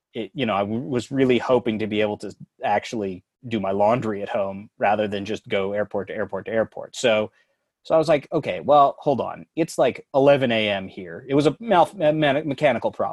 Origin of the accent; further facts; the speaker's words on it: Winnipeg, Manitoba, Canada; moved away; I grew up in Winnipeg